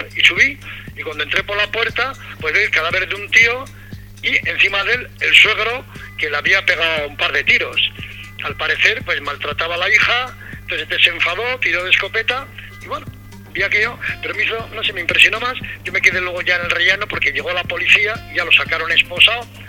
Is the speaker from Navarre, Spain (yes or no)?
yes; Navarre, Spain; moved away; also born or lived in Melilla / Madrid; me llamaron para que trabajara en el periódico de mi tierra, periódico de Navarra